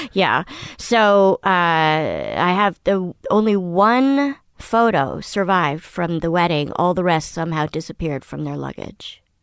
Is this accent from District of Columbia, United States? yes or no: yes; Washington, District of Columbia, United States; also born or lived in Paris / Moscow / Poland / Manhattan; I grew up in Washington, D C